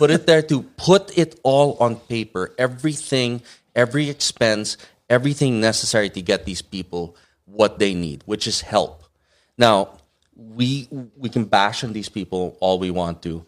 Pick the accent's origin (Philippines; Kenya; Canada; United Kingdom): Philippines; Muntinlupa, Metro Manila; also born or lived in Batangas; now in Los Angeles, United States; I grew up in Ayala, Alabang.